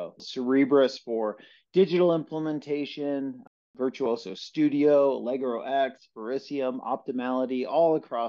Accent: Osseo, Wisconsin, United States; now in Oregon, United States; I hail from the North Woods of Wisconsin, small town just outside of Chippewa Falls called Osseo, Wisconsin

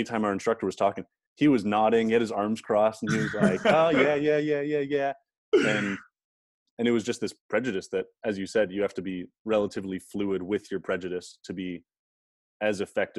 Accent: Canada; I'm a Canadian. I grew up in Canada.

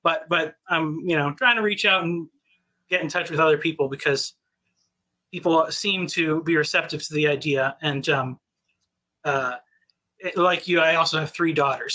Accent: New England, United States; moved away as an adult; now in Texas, United States; I grew up in New England, but I've been in, I've been in Texas for five years now

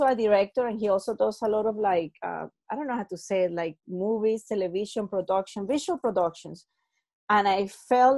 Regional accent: Venezuela; So I'm from Venezuela

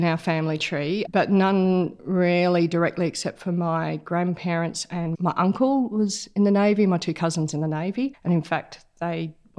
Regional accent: Melbourne, Victoria, Australia; also born or lived in Queensland / Canberra; I was born in Melbourne, moved around a lot from country Victoria to outback Queensland, Canberra when I was a child for a year or two, and eventually ended up back in Melbourne as a mid-teens

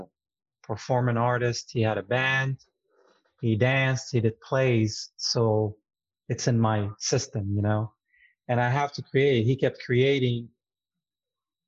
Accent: Jerusalem, Palestine; English is a second language; moved away as an adult; now in United States; I grew up in East Jerusalem, Palestine

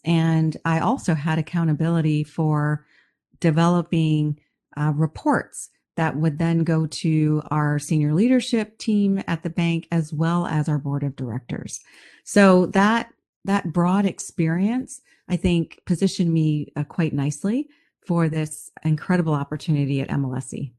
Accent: United States; moved away as an adult; also born or lived in Bahamas / Canada; I'm from the United States

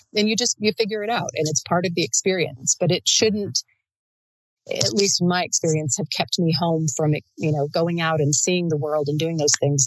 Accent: United States; as an American

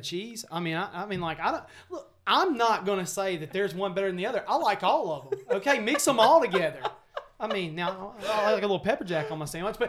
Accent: Greensboro, Alabama, United States; I'm from Greensboro, Alabama.

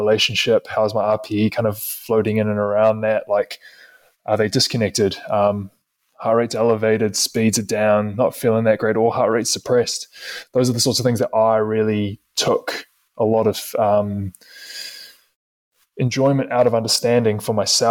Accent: New Zealand; moved away as an adult; as a Kiwi, as an international athlete

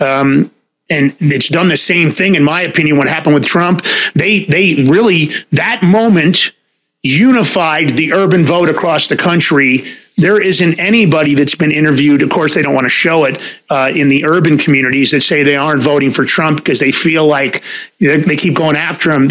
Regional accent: New York, United States; I grew up in New York

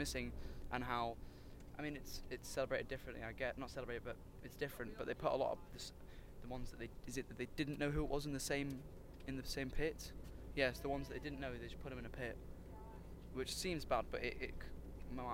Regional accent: United Kingdom; we're British.

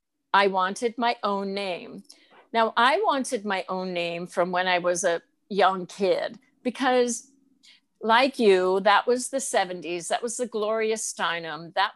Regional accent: Albany, New York, United States; moved away as an adult; also born or lived in Georgetown; now in Rutland, United States; The Albany, New York area.

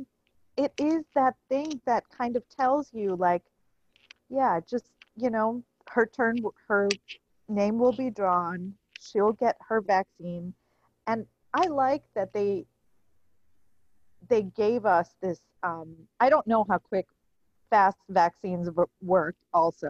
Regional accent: India; moved away; I was born in India

